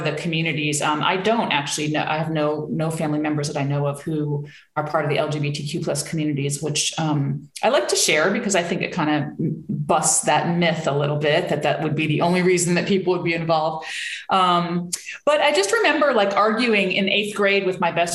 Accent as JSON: {"language": "English", "region": "New Jersey", "country": "United States", "tie": "born or raised there", "said": "I grew up in New Jersey in a suburb of New York City, to very liberal parents"}